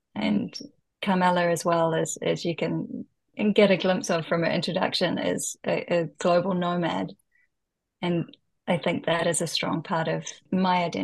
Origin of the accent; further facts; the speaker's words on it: New Zealand; moved away as an adult; now in Japan; growing up in New Zealand, though, it's a very outdoorsy culture and you're constantly at the beach